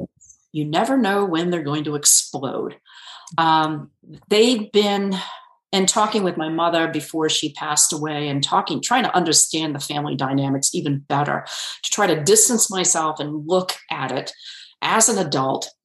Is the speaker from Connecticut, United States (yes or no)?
yes; Connecticut, United States; moved away; I grew up completely in Connecticut. My okay. I was born and raised there.